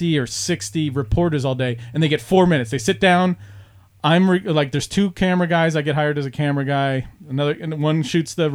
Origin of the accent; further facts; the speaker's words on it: Palmer, Pennsylvania, United States; I grew up in Palmer